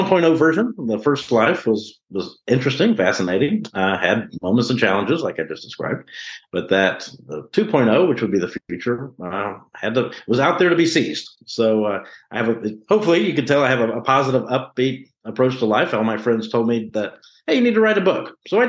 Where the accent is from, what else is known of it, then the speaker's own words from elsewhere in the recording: Memphis, Tennessee, United States; moved away as an adult; also born or lived in St. Louis, Missouri; now in Texas, United States; I was born and raised in Memphis, Tennessee.